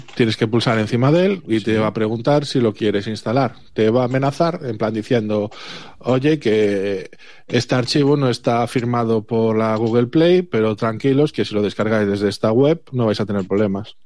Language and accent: Spanish; Galicia, Spain; el resto somos de Galicia